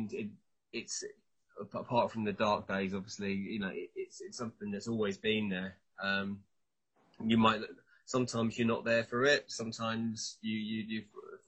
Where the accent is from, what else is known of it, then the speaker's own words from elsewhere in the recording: Burgess Hill, South East England, United Kingdom; I'm actually from Burgess Hill originally